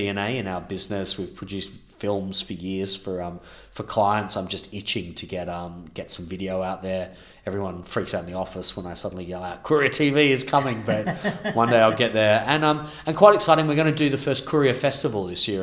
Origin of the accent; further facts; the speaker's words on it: Melbourne, Victoria, Australia; now in London, United Kingdom; my hometown of Melbourne